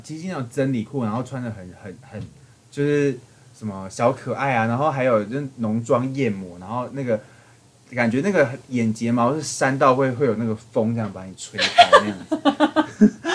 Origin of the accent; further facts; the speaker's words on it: southern Taiwan, Taiwan; 我是南部的小朋友